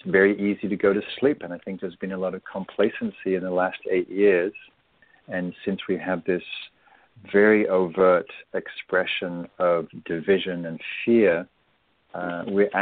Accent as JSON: {"language": "English", "region": "England", "country": "United Kingdom", "moved": "yes", "lives_now": "United States", "said": "I'm English"}